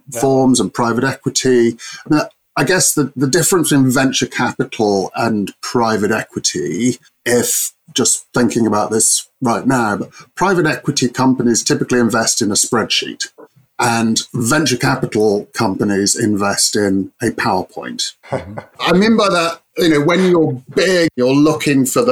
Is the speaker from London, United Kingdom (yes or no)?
no; Cambridge, East of England, United Kingdom; I'm from proper Cambridge